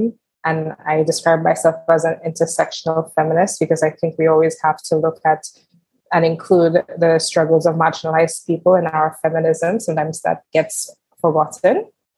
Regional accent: St. Lucia; moved away as an adult; also born or lived in Barbados / Martinique; now in France; So I'm originally from the Caribbean island of St. Lucia.

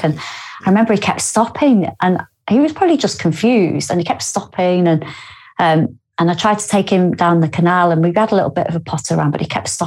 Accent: Lymm, North West England, United Kingdom; also born or lived in Warrington; now in Newcastle upon Tyne, United Kingdom; I am from Lynn, which is a few villages away from basically where he was. And I go home quite a lot

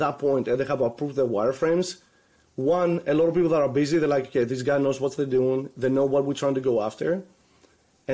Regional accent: Greece; moved away; also born or lived in Orlando; I'm originally from Greece

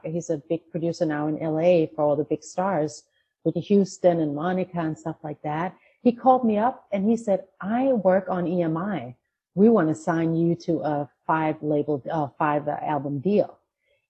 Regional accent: Denmark; moved away; I grew up in a small town in Denmark with my Danish mother.

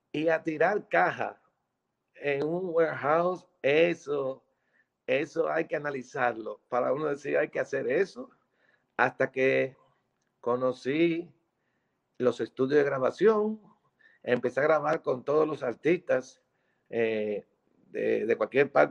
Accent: Dominican Republic; Entonces, en mi país, República Dominicana, en ese entonces, había una escasez de combustible.

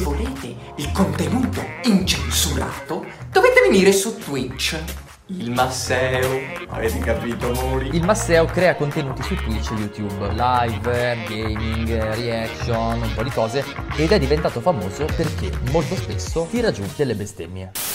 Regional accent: Crespino, Veneto, Italy; Crespino, il paese dei miei nonni, dove ho trascorso praticamente metà della mia infanzia

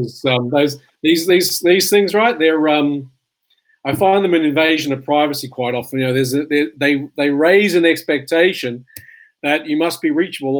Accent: Australia; accent: Aussie; To have to deal with both my Aussie accent and your Scottish accent

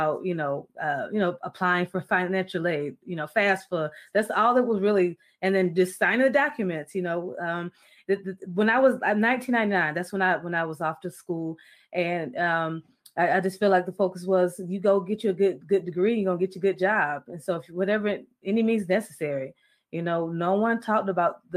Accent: Florida, United States; Every friend that I have, where I grew up in Florida, my neighborhood, I don't know if there was any Americans. We may have been the only Americans on the street

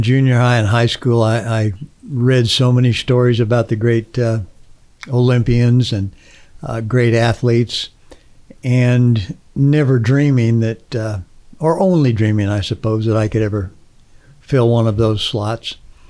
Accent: California, United States; moved away as an adult; also born or lived in Abilene, Texas; I'm originally from California

